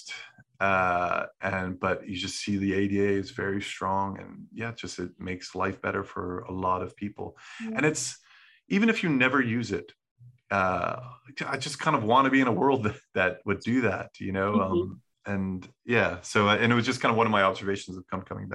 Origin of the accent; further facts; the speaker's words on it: United States; moved away as an adult; also born or lived in Scotland; my childhood and my, growing up in America.